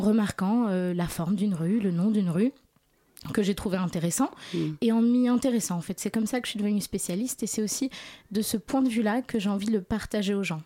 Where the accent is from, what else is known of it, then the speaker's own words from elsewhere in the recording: Warsaw, Masovian Voivodeship, Poland; now in Paris, France; j'ai grandi à Varsovie